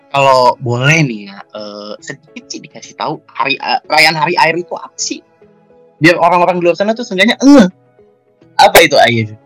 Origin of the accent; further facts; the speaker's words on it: Bekasi, West Java, Indonesia; yang dimana dari kecil sudah dibesarkan di Manchester samping Bekasi yang tentu saja kotanya sangat indah.